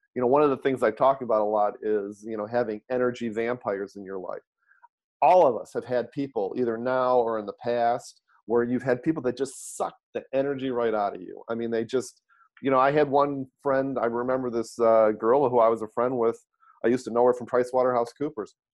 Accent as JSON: {"language": "English", "town": "Detroit", "region": "Michigan", "country": "United States", "tie": "born or raised there", "moved": "yes", "lives_now": "San Francisco Bay Area, United States", "said": "grew up in Detroit, born and raised in Detroit, Michigan"}